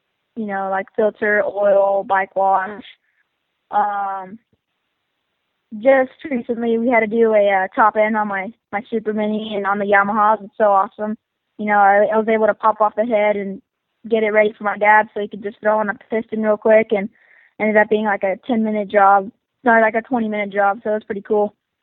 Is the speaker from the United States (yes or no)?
yes; Perris, California, United States; I'm 14, and I'm from Parrish, California